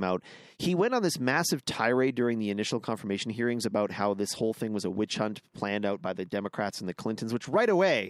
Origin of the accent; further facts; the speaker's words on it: Canada; I'm a Canadian